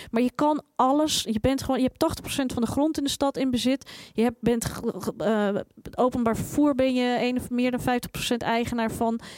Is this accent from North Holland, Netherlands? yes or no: yes; Amsterdam, North Holland, Netherlands; En daar hebben wij gewoon, en als Amsterdammers, maar ook als de stad heeft daar gewoon ook niets aan.